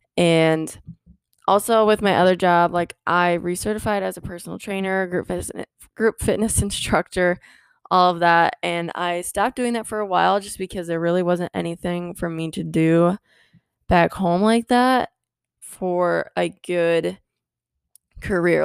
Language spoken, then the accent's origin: English; Midwest, United States; moved away as an adult; also born or lived in Iowa / Minnesota; now in Florida, United States; I was from the Midwest, right? Iowa, Minnesota. I now live in Florida.